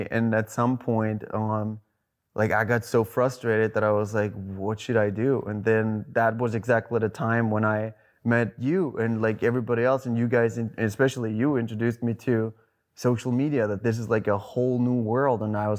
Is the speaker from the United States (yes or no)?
no; Germany; accent: German; English is a second language; Like, I tried to do my accent that I used to have, and she was like, can you do a little more? And I'm like, and then I got nervous. I'm like, what do you mean more? She's like, your English is fine. We need more German accent in this.